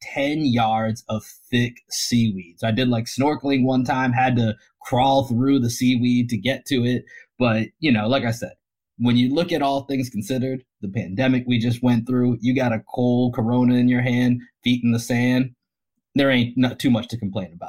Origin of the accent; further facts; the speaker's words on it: Boston, Massachusetts, United States; now in Austin, United States; we're from Dorchester.